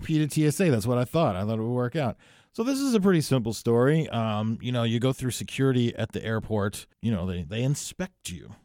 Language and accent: English; New Jersey, United States; my home state of New Jersey